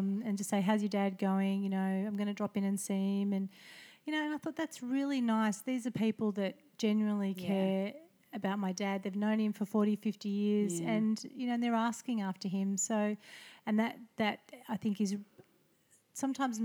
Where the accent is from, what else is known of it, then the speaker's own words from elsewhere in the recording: Melbourne, Victoria, Australia; I am born and bred in Paran